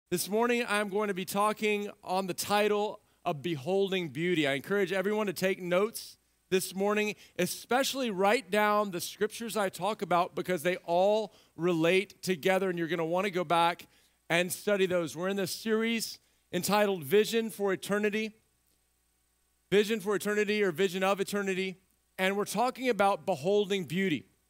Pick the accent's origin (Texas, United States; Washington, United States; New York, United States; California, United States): Texas, United States; Central; moved away; I grew up in Central Texas